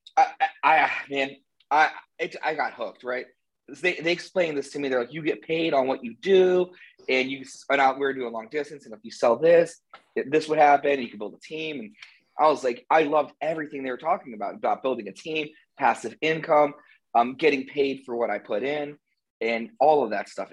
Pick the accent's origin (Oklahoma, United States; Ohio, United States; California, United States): Ohio, United States; Canton; also born or lived in Hilton Head, South Carolina / Cincinnati, Ohio; I grew up in Canton